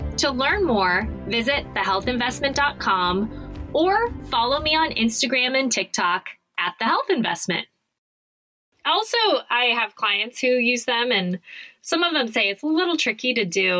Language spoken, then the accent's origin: English; Phoenix, Arizona, United States; I grew up in Phoenix.